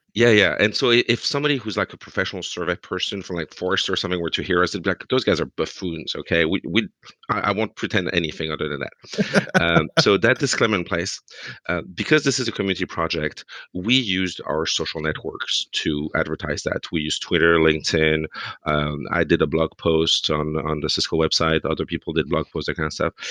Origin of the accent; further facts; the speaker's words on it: France; now in United States; a couple of French guys living in America